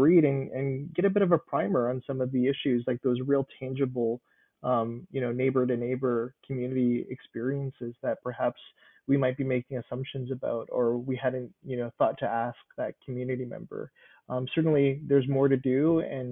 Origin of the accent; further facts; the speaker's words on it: Winnipeg, Manitoba, Canada; I was born and raised in Winnipeg